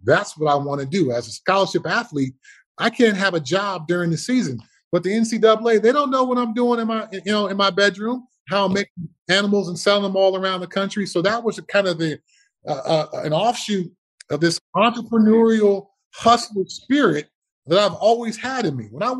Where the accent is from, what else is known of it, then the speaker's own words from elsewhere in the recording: Altadena, California, United States; So I always say I'm from Pasadena. The reality is I'm from Altadena.